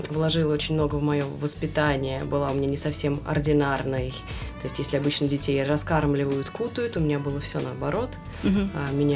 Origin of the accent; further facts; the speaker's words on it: Moscow, Russia; 36 лет. Родилась и выросла в Москве.